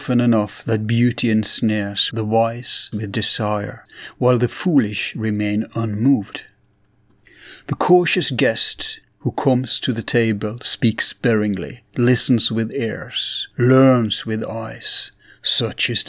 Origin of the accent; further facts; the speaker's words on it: Bergen, Vestland, Norway; my hometown, Bergen